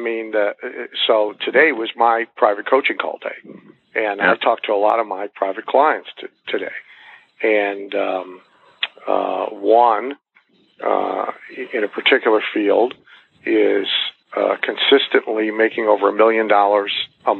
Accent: Bath, Ohio, United States; moved away; I'm from Bath, Ohio.

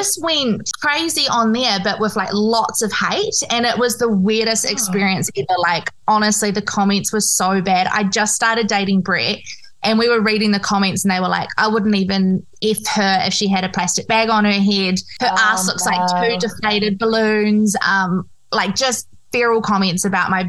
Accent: Christchurch, Canterbury, New Zealand; I'm from Christchurch, New Zealand.

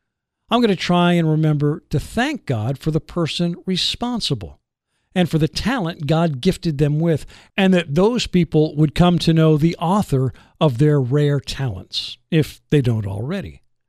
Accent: New Jersey, United States; moved away; I grew up in New Jersey. I was there from 1960 until 1974

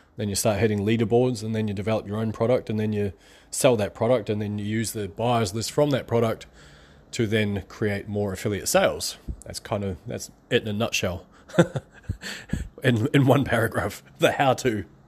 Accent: New Zealand; I'm from New Zealand

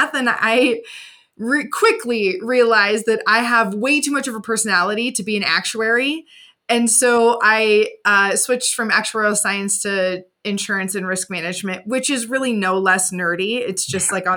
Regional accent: Indiana, United States; moved away; went back home to my hometown in Indiana

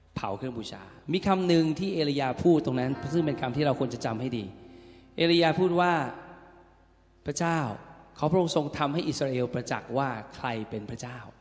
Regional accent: Thailand; แค่เราเกิดในแผ่นดินชื่อไทย

